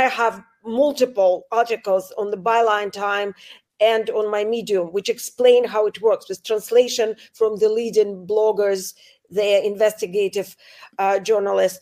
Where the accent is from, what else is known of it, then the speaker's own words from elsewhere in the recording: Saint Petersburg, Russia; moved away; I come from St. Petersburg, Russia. I come from Putin's town